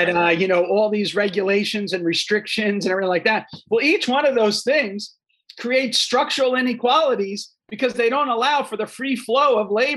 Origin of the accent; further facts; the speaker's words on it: New Jersey, United States; I'm a kid from New Jersey